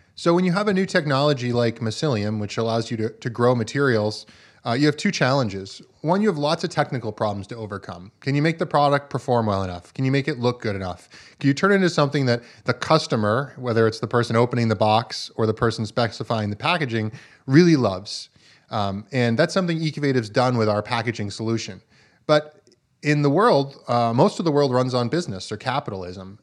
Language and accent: English; Vermont, United States; I grew up farming in Vermont, uh, on a small four-season farm